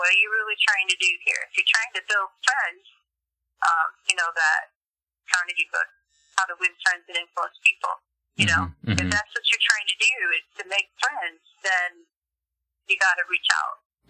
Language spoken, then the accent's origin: English; Guinea; I grew up in Guinea. It's just a really small country in South Africa, in West Africa.